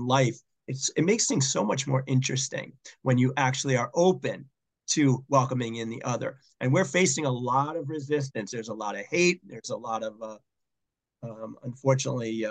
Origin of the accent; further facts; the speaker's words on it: Boston, Massachusetts, United States; moved away as an adult; also born or lived in Dayton, Ohio; Boston, my hometown